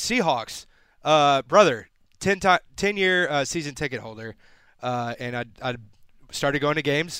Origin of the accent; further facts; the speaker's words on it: San Antonio, Texas, United States; also born or lived in Tennessee; Born and raised in San Antonio.